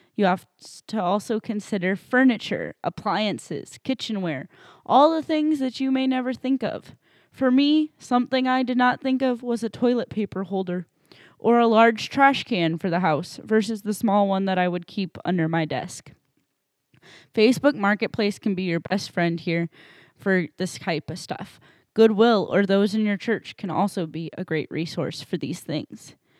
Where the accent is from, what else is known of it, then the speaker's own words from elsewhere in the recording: New Hampshire, United States; moved away as an adult; also born or lived in Saint Louis, Missouri; now in Illinois, United States; I grew up in New Hampshire for eighteen years